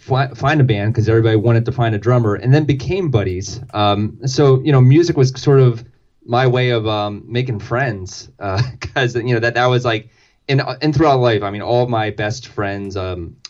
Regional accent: Delaware, United States; growing up in Delaware, that meant going to Philly a lot

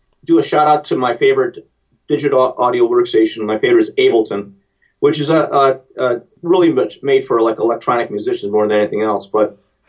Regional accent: Cleveland, Ohio, United States; Cleveland. I'm from Cleveland.

